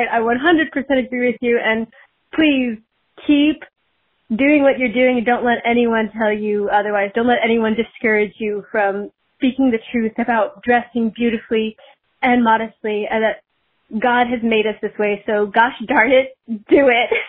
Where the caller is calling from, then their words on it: Michigan, United States; I'm calling from Michigan